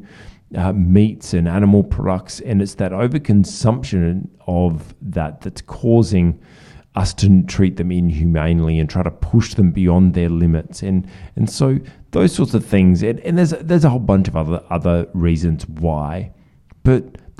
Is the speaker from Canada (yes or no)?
no; Australia; as an Australian